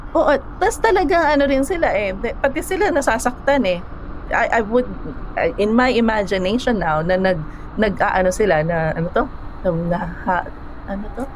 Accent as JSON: {"language": "Tagalog", "town": "Manila", "region": "Metro Manila", "country": "Philippines", "also_born_or_lived": "Cainta", "said": "galing ako sa Maynila"}